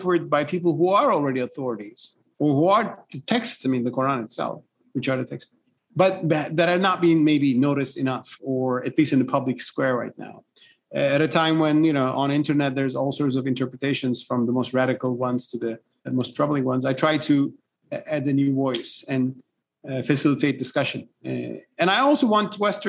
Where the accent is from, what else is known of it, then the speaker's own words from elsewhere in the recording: Turkey; In my home country, Turkey